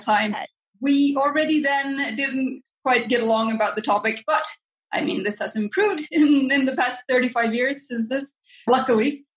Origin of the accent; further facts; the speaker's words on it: Finland; I grew up in Finland